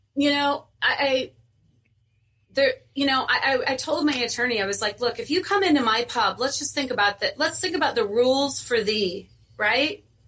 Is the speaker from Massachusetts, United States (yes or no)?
no; Indiana, United States; moved away as an adult; I'm originally from Indiana. I moved out here at a young age, single mom